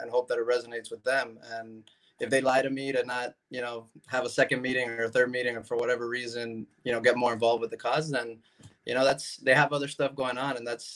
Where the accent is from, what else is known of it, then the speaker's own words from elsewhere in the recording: Miami, Florida, United States; I was born in Miami. I was born here, born and raised, went to school here, went to college here